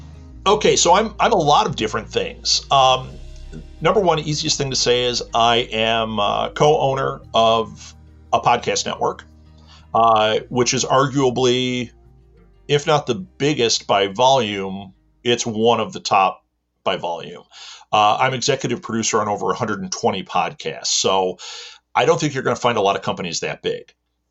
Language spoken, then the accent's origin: English; Midwest, United States; I am a content creator and content marketer, and I am from the Midwest in America.